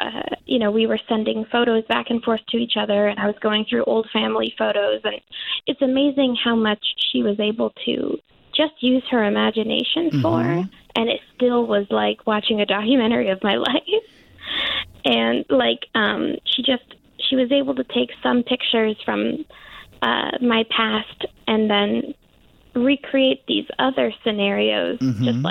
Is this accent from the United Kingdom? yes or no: no; Los Angeles, California, United States; moved away; also born or lived in Portland; my hometown in Los Angeles